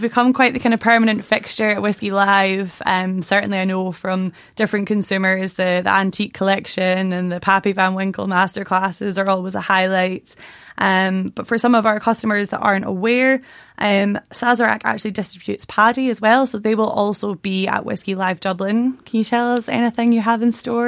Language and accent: English; Stirling, Scotland, United Kingdom; moved away as an adult; also born or lived in Munich, Germany; now in Ireland; I'm not Irish, I'm Scottish. Eh, controversial, I know. Um, I'm from a farm near Stirling